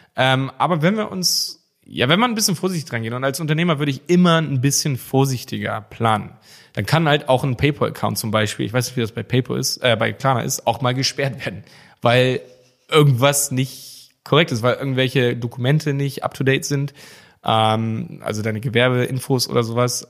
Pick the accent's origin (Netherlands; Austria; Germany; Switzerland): Germany; bei uns in Deutschland